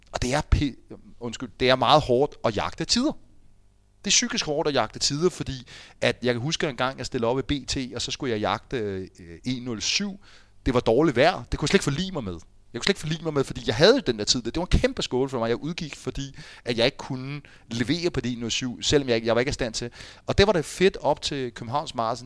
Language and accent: Danish; Fredensborg, Capital Region of Denmark, Denmark